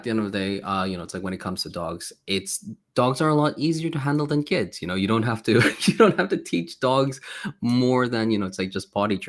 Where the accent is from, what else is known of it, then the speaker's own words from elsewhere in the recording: South Korea; moved away as an adult; now in Poland; I honestly, before I came to Poland from Korea, I applied to like 150 different jobs.